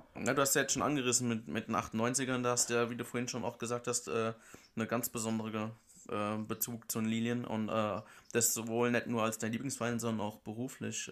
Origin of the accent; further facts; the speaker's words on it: Germany; bei uns in Deutschland